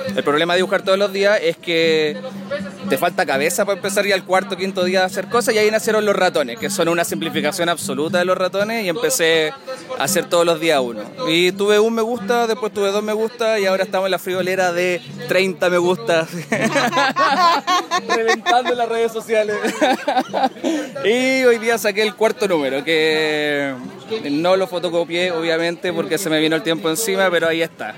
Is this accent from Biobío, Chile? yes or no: no; Viña del Mar, Valparaíso, Chile; also born or lived in Santiago; yo soy de acá, de Viña